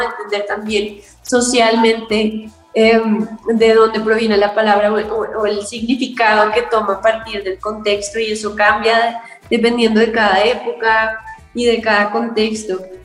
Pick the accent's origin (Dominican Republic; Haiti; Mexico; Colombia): Colombia; Yo soy una cantautora colombiana.